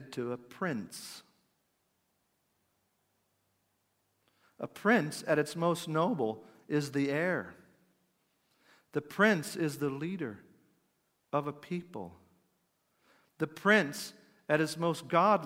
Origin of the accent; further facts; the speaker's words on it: United States; I'm an American